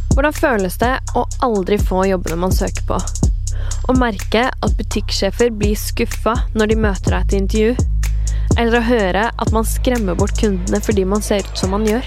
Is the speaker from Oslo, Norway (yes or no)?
no; Kragerø, Vestfold og Telemark, Norway; accent: Kragerø dialect; jeg har dialekt fra hjembyen min Kragerø, som ligger helt sør i Telemark